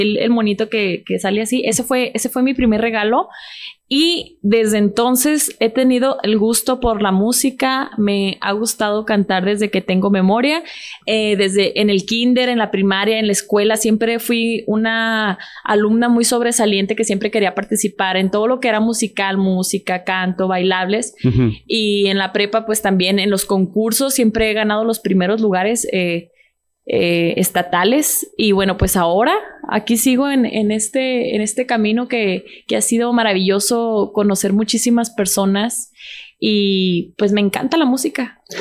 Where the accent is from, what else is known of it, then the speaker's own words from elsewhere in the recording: Ciudad Juárez, Chihuahua, Mexico; yo soy de Ciudad Juárez, Chihuahua